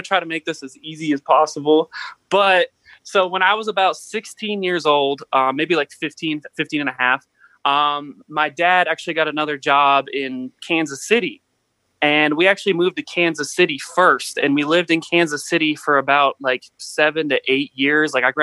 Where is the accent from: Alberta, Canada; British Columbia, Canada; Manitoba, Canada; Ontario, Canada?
Ontario, Canada; Mississauga; moved away; I was born in Toronto, Ontario, Canada. I guess Mississauga, technically